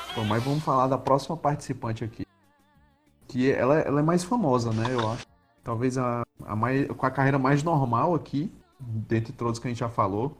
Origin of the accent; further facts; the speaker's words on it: Ceará, Brazil; a gente é do Ceará